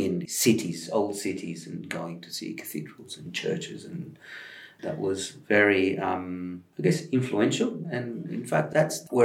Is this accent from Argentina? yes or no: yes; Argentina; moved away as an adult; now in Australia; I grew up in Argentina. I was born there, and I spent my first 25 years.